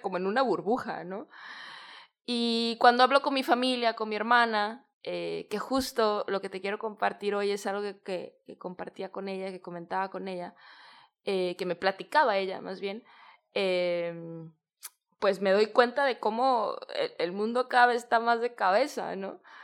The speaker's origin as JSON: {"language": "Spanish", "town": "Guadalajara", "region": "Jalisco", "country": "Mexico", "moved": "as an adult", "lives_now": "Bali, Indonesia", "said": "yo soy de Guadalajara, en México"}